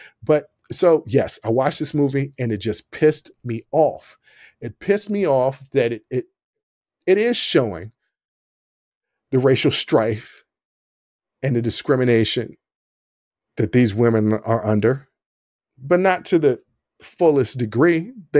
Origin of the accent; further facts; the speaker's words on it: Lynchburg, Virginia, United States; also born or lived in Illinois / Richmond, Virginia; Let me remind everybody, I'm from Southern Virginia. This town called Lynchburg, Virginia. And I lived in Illinois and I lived in Richmond.